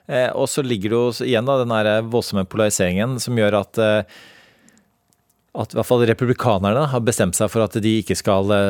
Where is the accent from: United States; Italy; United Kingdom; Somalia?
United States; now in Norway; Da jeg vokste opp i USA som diplomatbarn på 80-tallet